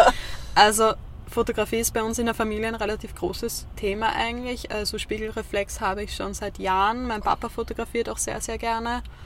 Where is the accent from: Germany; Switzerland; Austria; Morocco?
Austria; Vienna; moved away as an adult; now in Lower Austria, Austria; Ich komme ursprünglich aus Wien, bin jetzt vor kurzem erst nach Zungenburg gezogen